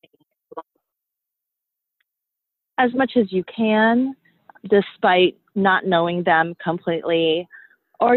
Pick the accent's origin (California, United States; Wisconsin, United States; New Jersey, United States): California, United States; also born or lived in Philippines; I have extended family sisters of whom I grew up with in California